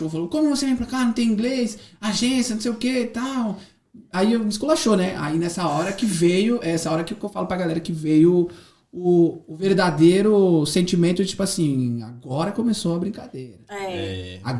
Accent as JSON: {"language": "Portuguese", "country": "Brazil", "moved": "as an adult", "lives_now": "Dublin, Ireland", "said": "eu saí do Brasil, é... minha língua, meu idioma..."}